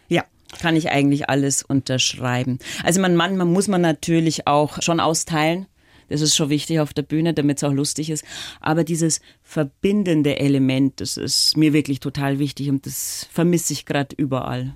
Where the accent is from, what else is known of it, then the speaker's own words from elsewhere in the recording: Dorfen, Bavaria, Germany; accent: Lower Bavarian; also born or lived in Landshut; Also ich bin sozusagen in Oberbayern aufgewachsen